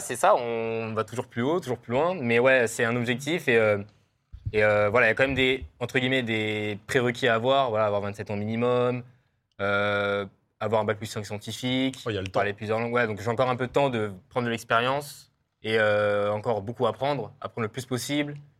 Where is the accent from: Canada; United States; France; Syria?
France; suis français européen